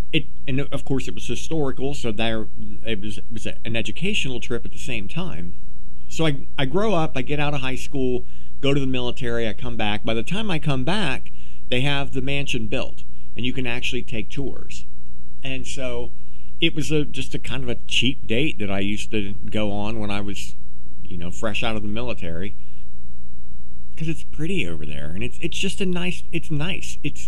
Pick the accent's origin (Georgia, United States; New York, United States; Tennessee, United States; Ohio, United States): Ohio, United States; Meigs County; I grew up in Meigs County, which is just down the road from where BLENNERHASSETT ISLAND is.